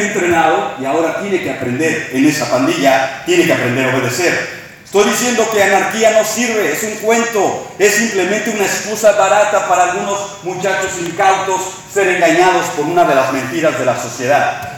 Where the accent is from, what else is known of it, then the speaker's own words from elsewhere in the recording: Mexico; now in Texas, United States; somos mexicanos viviendo en Texas